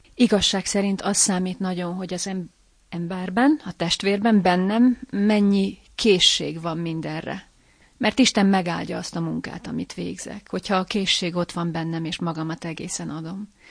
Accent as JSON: {"language": "Hungarian", "town": "Lábatlan", "region": "Komárom-Esztergom", "country": "Hungary", "tie": "born or raised there", "said": "A szülővárosomban, lábatlanban"}